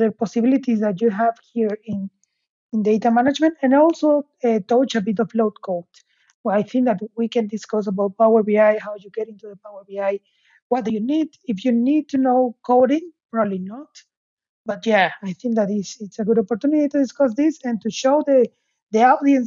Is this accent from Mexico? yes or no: yes; Mexico; moved away as an adult; also born or lived in Aberdeen, United Kingdom; now in Hamburg, Germany; I'm from Mexico, but I'm currently based in Hamburg, Germany